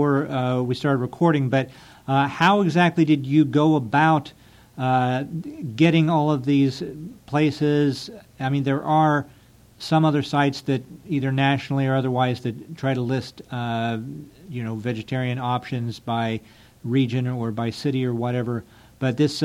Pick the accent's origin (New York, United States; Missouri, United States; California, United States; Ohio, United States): Ohio, United States; moved away; I grew up in Ohio